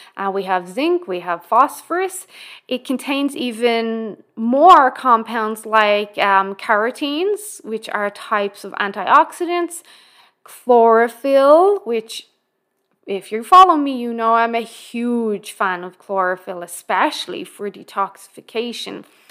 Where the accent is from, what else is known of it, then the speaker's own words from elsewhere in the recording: Ireland; being Irish